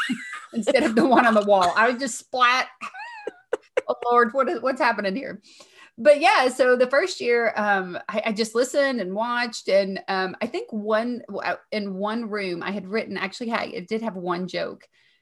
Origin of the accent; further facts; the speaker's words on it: Kentucky, United States; accent: Southern; I'm from Kentucky.